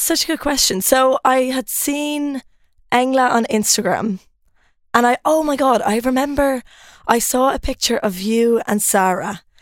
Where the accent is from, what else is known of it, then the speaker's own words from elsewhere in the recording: Ireland; moved away as an adult; also born or lived in Lund, Sweden / Copenhagen, Denmark; now in Stockholm, Sweden; I'm Irish. Um, I don't know if you can tell from the accent.